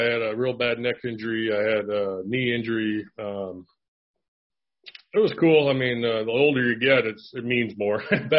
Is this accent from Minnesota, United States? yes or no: yes; Bloomington, Minnesota, United States; I was born in Minneapolis, and my dad started a family over in East Bloomington, and I kind of grew up there in my grade school. Then we moved over to West Bloomington, and which was supposedly a better side of town.